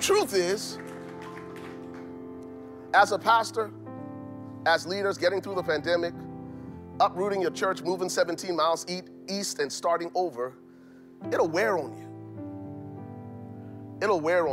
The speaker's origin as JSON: {"language": "English", "country": "Liberia", "moved": "yes", "lives_now": "Minnesota, United States", "said": "I'm from Liberia"}